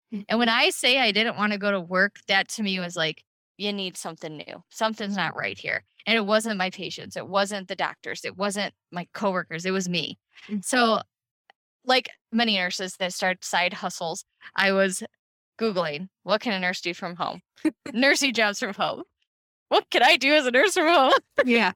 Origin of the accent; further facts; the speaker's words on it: Cleveland, Ohio, United States; I'm from Cleveland, Ohio.